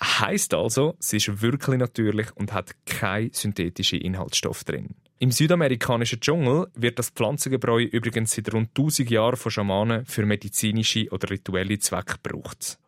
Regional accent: Switzerland; bei uns in der Schweiz

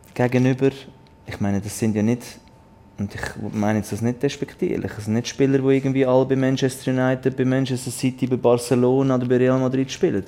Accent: Switzerland; als Schweizer

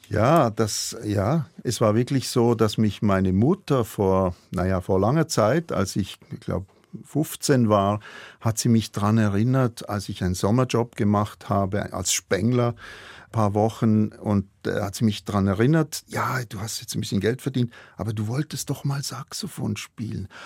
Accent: Münchenstein, Basel-Landschaft, Switzerland; Ich komme aus Münchenstein, auch das ist von hier um die Ecke

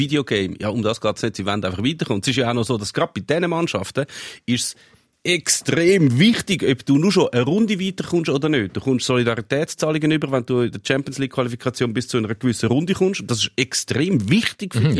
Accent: Switzerland; Ich bin in der Schweiz geboren, ich bin in der Schweiz aufgewachsen, ich kann nicht einmal Tschechisch, ich kann wirklich nichts, ich bin einfach Schweizer

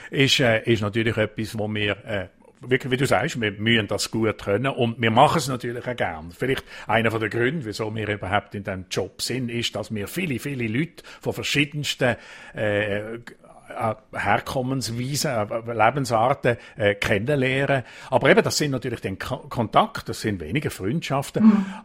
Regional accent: Switzerland; Kompromiss und Diskussionen, so wie bei uns in der Schweiz, das gibt es wirklich ganz, ganz selten bis gar nie.

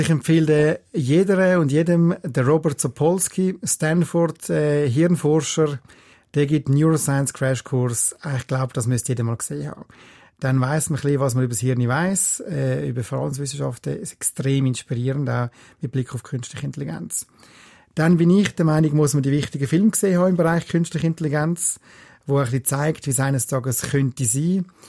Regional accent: Switzerland; also born or lived in United States; Wir in der Schweiz

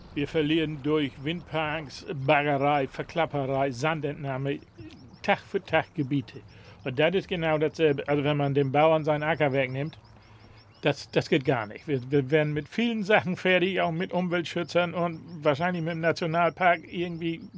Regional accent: Neßmersiel, Lower Saxony, Germany; Wir sind ja in der Natur groß geworden. Also als Kind sind wir hier überall rumgelaufen

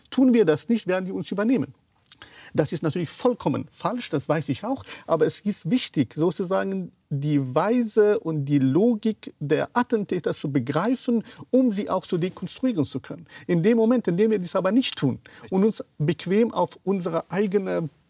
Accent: Kabul, Afghanistan; Ich bin in Afghanistan aufgewachsen, 13 Jahre alt war ich in Kabul, ich bin zur Schule gegangen.

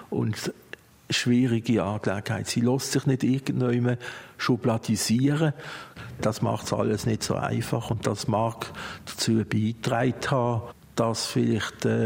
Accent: Basel, Basel-Stadt, Switzerland; Basel geboren, ich bin hier aufgewachsen.

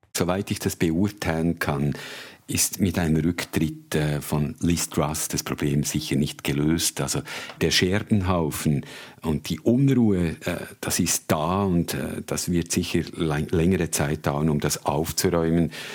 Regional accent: Switzerland; moved away as an adult; also born or lived in Africa; now in London, United Kingdom; als Schweizer Journalist

